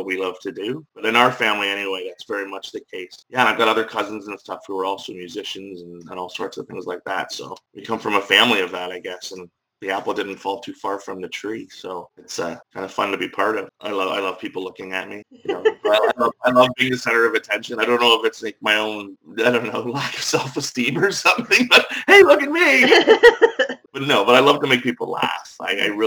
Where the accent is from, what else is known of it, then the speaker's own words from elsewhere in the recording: Belfast, Northern Ireland, United Kingdom; now in Sarnia, Canada; I was born and raised in Belfast, Northern Ireland.